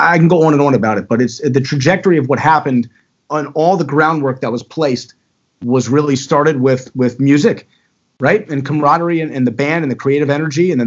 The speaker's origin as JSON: {"language": "English", "town": "Owings Mills", "region": "Maryland", "country": "United States", "tie": "born or raised there", "also_born_or_lived": "Florida", "moved": "as an adult", "lives_now": "Baltimore, United States", "said": "I grew up in Owings Mills."}